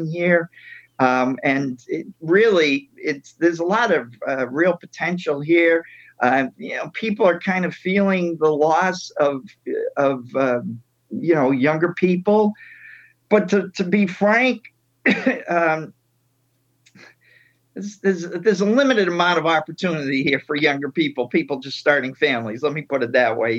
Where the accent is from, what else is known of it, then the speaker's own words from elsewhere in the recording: outside of Boston, Massachusetts, United States; moved away as an adult; also born or lived in Spain; now in Chestertown, United States; The city I grew up in outside of Boston is 100,000 people.